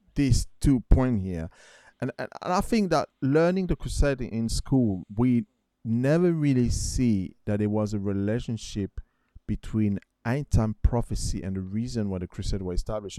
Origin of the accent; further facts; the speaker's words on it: France; I remember growing up in France